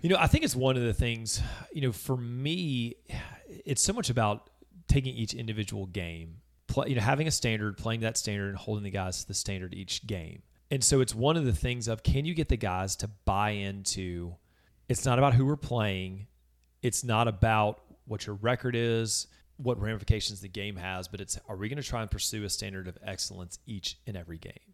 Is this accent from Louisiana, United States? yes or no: yes; Baton Rouge, Louisiana, United States; moved away as an adult; also born or lived in Mississippi; now in Hernando, United States; I grew up in Baton Rouge, Louisiana